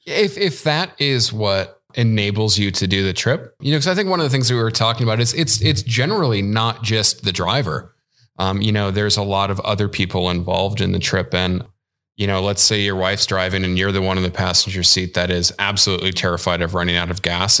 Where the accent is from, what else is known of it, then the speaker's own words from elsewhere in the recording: Chicago, Illinois, United States; moved away as an adult; I'm originally from Chicago